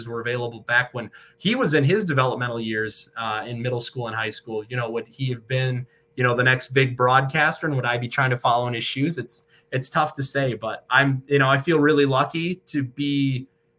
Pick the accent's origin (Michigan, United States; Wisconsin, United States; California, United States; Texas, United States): Michigan, United States; Flint; moved away as an adult; also born or lived in Metro Detroit, Michigan; now in Erie, United States; born and raised in Michigan, born in Metro Detroit, raised in Flint